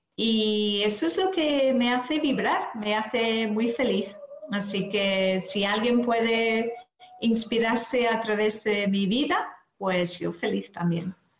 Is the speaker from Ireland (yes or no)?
yes; Ireland; now in Spain; dejé mi tierra natal en Irlanda por venir aquí a España